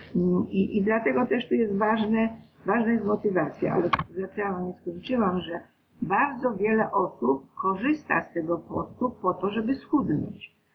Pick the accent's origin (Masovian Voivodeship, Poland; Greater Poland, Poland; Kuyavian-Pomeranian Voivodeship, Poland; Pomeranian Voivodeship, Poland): Greater Poland, Poland; ja jestem z Wielkopolski